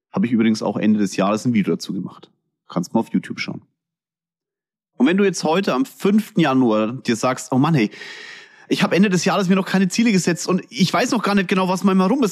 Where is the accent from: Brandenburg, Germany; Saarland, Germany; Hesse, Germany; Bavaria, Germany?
Bavaria, Germany; Kulmbach; accent: Franconian; ich komme aus Kulmbach.